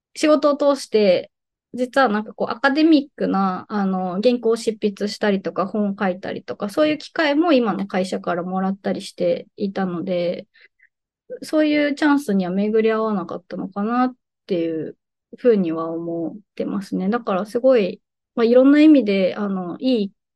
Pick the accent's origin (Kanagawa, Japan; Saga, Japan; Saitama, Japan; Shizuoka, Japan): Saga, Japan; Kyushu; moved away as an adult; also born or lived in Kyoto; now in Fukuoka, Japan; 私は、あの、九州は佐賀県生まれ育ちで、えっ、と、大学から京都に移りまして